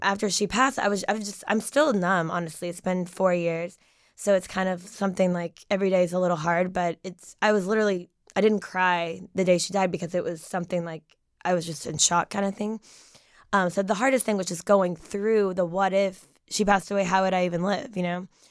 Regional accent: Knoxville, Tennessee, United States; I'm from Knoxville, Tennessee. I lived there my entire life in the same house.

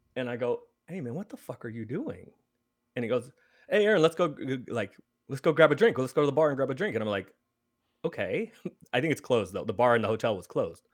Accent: San Francisco, California, United States; I grew up in San Francisco, so I did grow up a Warriors fan

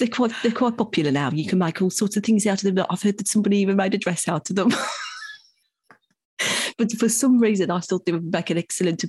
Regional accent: New York City, New York, United States; So I'm a paediatrician from New York City

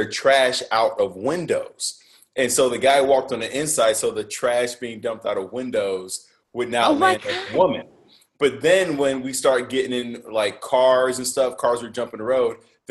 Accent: Chicago, Illinois, United States; now in San Diego, United States; I grew up in Rogers Park, so it's like I grew up between Loyola University and Northwestern.

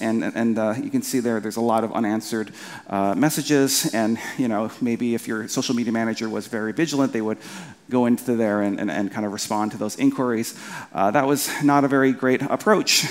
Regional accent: Winnipeg, Manitoba, Canada; I'm from Canada from a from a, from a kind of a place called Winnipeg

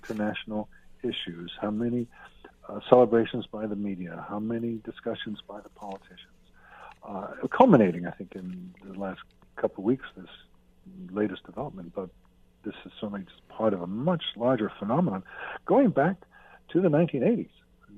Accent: United States; as an American

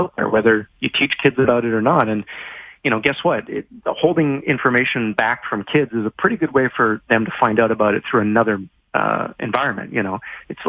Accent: Vancouver, British Columbia, Canada; moved away; also born or lived in Toronto; I'm from Vancouver. I've lived in Toronto.

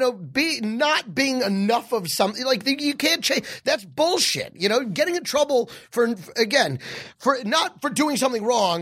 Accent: Texas, United States; moved away; I grew up in Texas

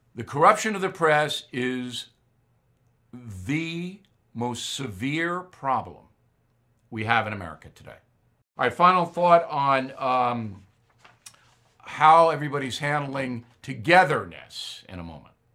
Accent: Long Island, New York, United States; here in my hometown on Long Island

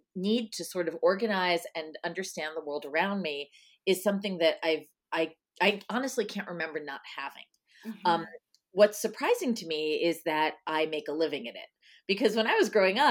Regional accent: Nesconset, New York, United States; I grew up on Long Island.

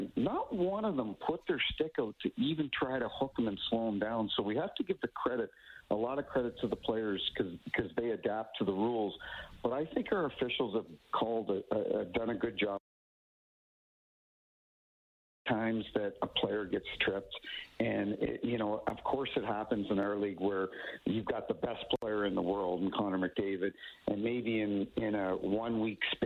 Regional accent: New Brunswick, Canada; now in St. Louis, United States; I grew up in New Brunswick, and I live in St. Louis now.

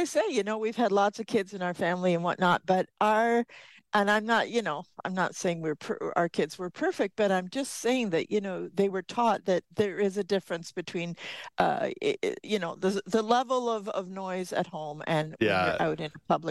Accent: United Kingdom; now in Canada; we're British

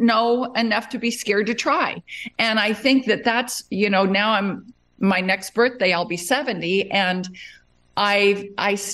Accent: Las Vegas, Nevada, United States; moved away as an adult; also born or lived in Arizona; now in Texas, United States; I grew up in Las Vegas

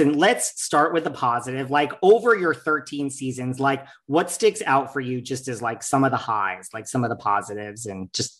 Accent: New York, United States; I'm a New Yorker, tried and true.

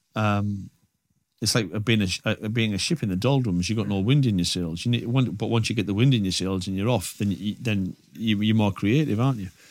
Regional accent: Redcar, North East England, United Kingdom; my hometown of Red Car

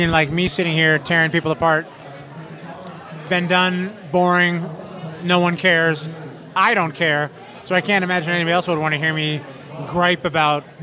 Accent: Florida, United States; Uh, the Miami Fort Lauderdale area.

